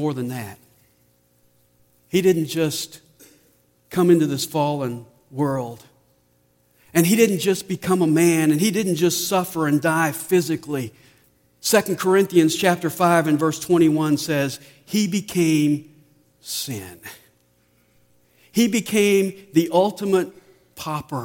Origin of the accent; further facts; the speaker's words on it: Nashville, Tennessee, United States; moved away; since I was born and raised in Nashville, I took my family over to see the house where I grew up